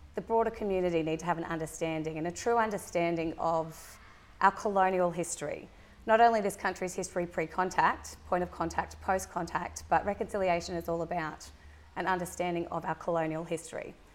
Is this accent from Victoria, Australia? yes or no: no; Gold Coast, Queensland, Australia; our family have been here for several generations.